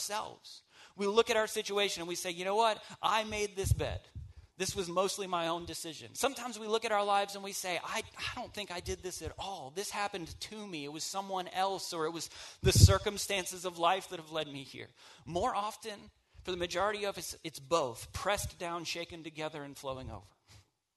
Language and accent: English; the South, United States; I'm from the South